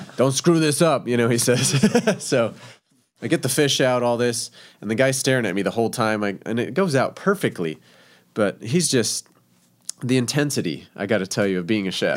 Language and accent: English; El Paso, Texas, United States; also born or lived in Scottsdale, Arizona; now in Springfield, United States; I am originally from El Paso, Texas